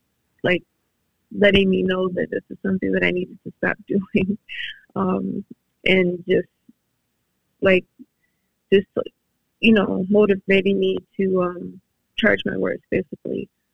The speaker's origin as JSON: {"language": "English", "town": "Madison", "region": "Wisconsin", "country": "United States", "tie": "born or raised there"}